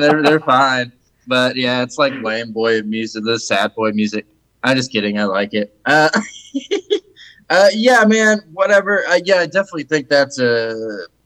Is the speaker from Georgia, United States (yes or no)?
yes; Atlanta, Georgia, United States; moved away as an adult; also born or lived in Idaho; now in Austin, United States; I'm from Atlanta, Georgia